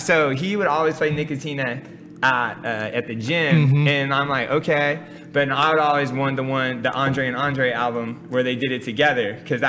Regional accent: California, United States; For me, I think that one of the coolest things that I always take away from growing up here is how different of like environments, experiences, and people you can connect with in like a 10-minute car ride.

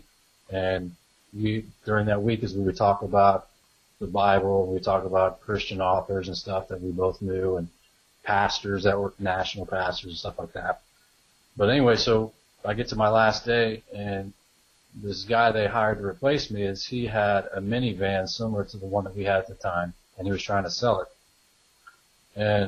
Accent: Youngstown, Ohio, United States; moved away as an adult; now in Kansas City, United States; we're originally from Youngstown, Ohio. We live outside of Kansas City right now, so we moved out here in 2008

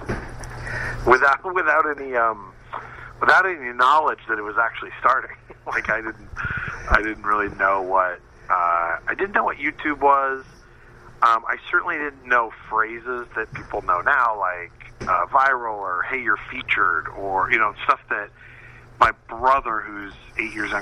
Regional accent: Northern California, United States; I grew up in Northern California

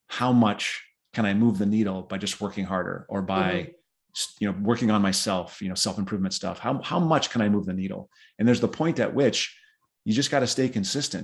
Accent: South Dakota, United States; I grew up in South Dakota

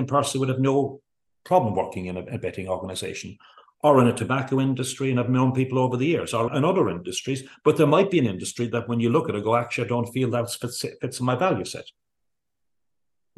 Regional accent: Kerry, Munster, Ireland; we grew up in Kerry in a rural organized parts of the world

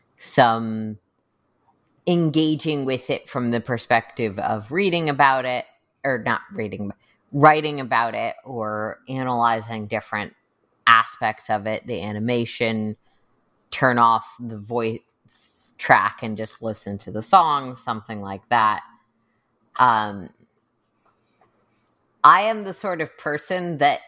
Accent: United States; I'm an American

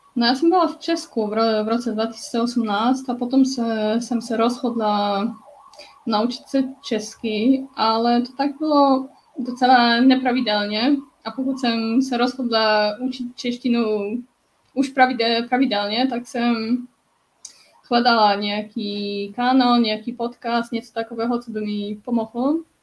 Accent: Poznań, Greater Poland, Poland; first language Polish; Czech is a second language; moved away as an adult; also born or lived in Canada / Finland / France; já bydlím, bydlím v, v Polsku, v Poznaní, kde, kde jsem se narodila, ale taky jsem žila jako deset let v zahraničí.

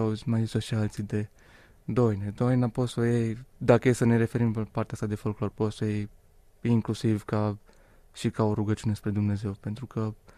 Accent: Suceava, Suceava County, Romania; sunt originar din Suceava

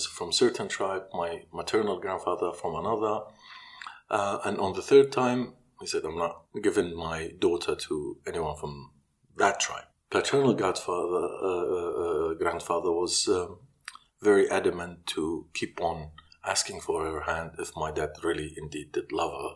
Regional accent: Kirkuk, Kirkuk Governorate, Iraq; moved away; also born or lived in Baghdad, Iraq / Iran; born and raised in Kirkuk, and then Deir al-Komane. In 86, we fled Iraq.

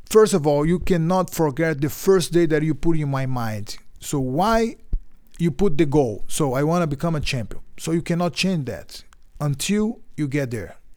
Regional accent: Belém, Pará, Brazil; English is a second language; also born or lived in Bahia, Brazil; every summer we went to Bahia where I where I born, where I was born in Bahia, because we moved to Belém

